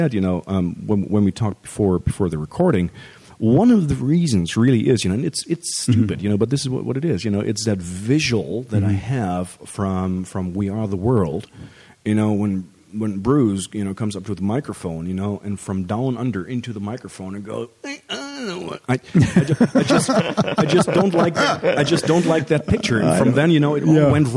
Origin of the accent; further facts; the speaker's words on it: Hamburg, Germany; English is a second language; moved away; I was born and raised in Germany.